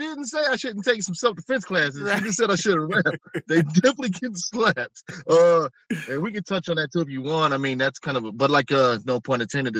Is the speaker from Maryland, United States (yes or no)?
no; Indianapolis, Indiana, United States; born there; But I was born in the Midwest. I was born in Indianapolis, the capital there, Indiana.